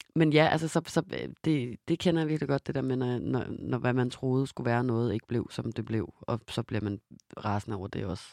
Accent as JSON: {"language": "Danish", "country": "Denmark", "moved": "yes", "said": "jeg var hjemme i Danmark med Simon"}